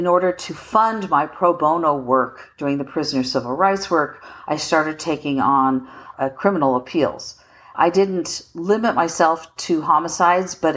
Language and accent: English; Colorado, United States; also born or lived in Washington, D.C. / Boston; now in Philadelphia, United States; I'm from Colorado, very rural upbringing.